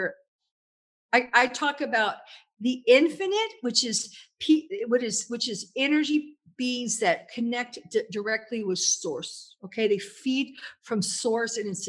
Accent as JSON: {"language": "English", "town": "Louisville", "region": "Kentucky", "country": "United States", "tie": "born or raised there", "moved": "as an adult", "lives_now": "Italy", "said": "I grew up in Kentucky"}